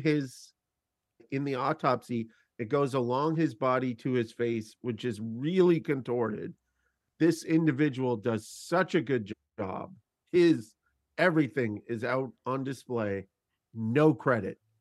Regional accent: Canada; as a Canadian person

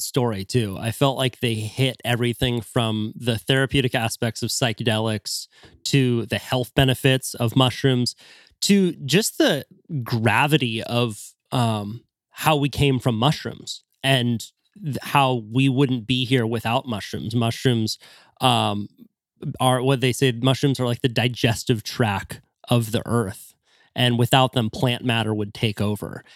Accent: Santa Cruz, California, United States; growing up in Santa Cruz

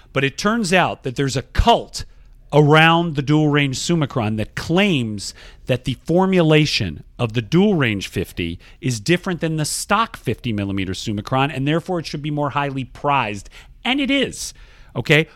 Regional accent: Georgia, United States; Georgia, my home state

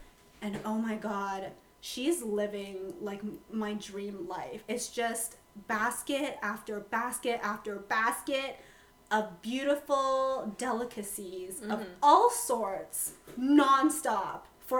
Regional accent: Guangxi, China; moved away; So, I'm from Guangxi province, and our neighboring province is Guangzhou, and they're a Cantonese-speaking province.

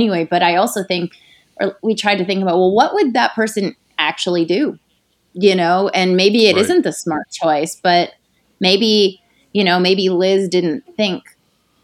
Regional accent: Canada; I'm from Canada, from like a small town in Canada.

